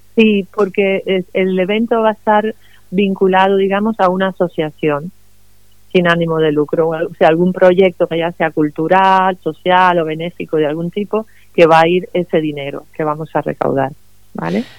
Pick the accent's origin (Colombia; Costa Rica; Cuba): Cuba; also born or lived in Madrid, Spain; now in Los Alcázares, Spain; yo nací en Cuba, pero hace muchos años que vivo en España, primero en Madrid, que donde llevaba viviendo 20 años, y luego ahora aquí en este pueblo, en Los Alcázares